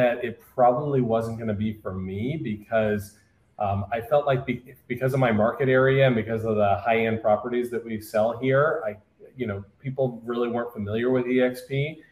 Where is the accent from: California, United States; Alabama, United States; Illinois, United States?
California, United States; Orange County; I'm from Orange County, California.